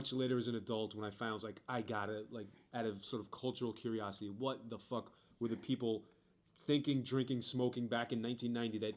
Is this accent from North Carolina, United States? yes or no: no; New York, United States; I'm from New York